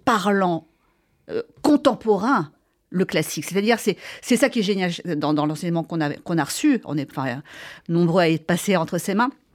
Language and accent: French; Marquette-en-Ostrevant, Hauts-de-France, France; j'ai euh, été élevée. vraiment, je viens du Nord